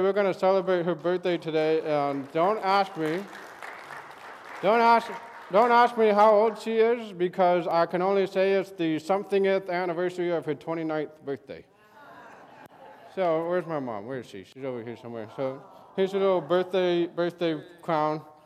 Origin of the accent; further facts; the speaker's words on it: Santa Barbara, California, United States; I grew up in Santa Barbara, so I, I was able to go to the beach all the time